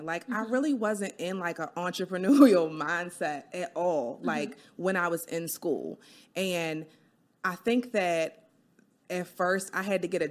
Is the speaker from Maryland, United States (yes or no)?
yes; Baltimore, Maryland, United States; I'm from Baltimore born and raised